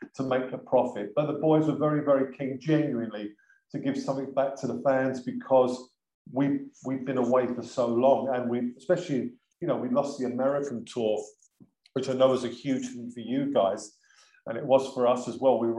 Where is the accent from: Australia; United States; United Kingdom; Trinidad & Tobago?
United Kingdom; London; I'm from South London